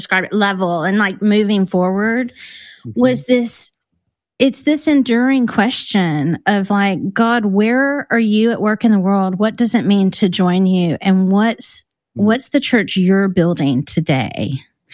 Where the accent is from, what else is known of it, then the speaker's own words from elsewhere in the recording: Hunt, Texas, United States; moved away as an adult; now in London, United Kingdom; I grew up in Hunt, Texas. I mean, I tell people I grew up in Kerrville